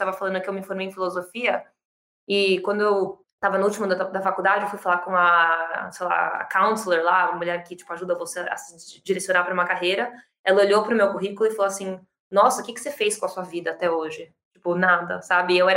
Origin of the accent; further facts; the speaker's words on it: São Paulo, Brazil; sou brasileira, eu nasci e cresci em São Paulo que é onde eu tô hoje